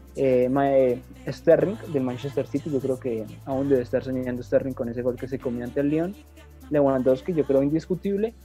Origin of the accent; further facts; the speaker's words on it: Colombia; nosotros como colombianos